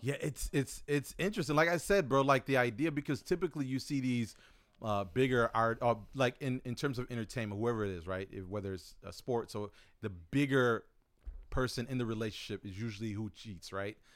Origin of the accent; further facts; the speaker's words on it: United States; you and I growing up in America